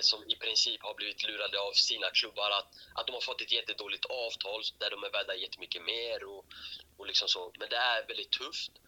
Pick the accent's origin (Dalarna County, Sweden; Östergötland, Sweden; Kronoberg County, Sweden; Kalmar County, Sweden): Kronoberg County, Sweden; Växjö; jag är från Växjö